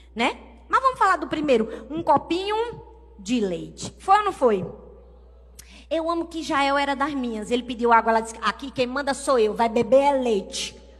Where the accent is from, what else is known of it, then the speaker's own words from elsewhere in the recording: Brazil; Eu vim do Brasil